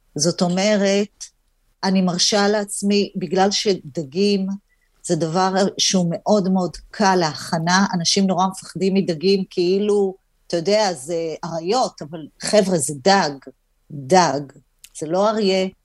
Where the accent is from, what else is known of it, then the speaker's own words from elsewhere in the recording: Hadera, Haifa District, Israel; גדלתי בחדרה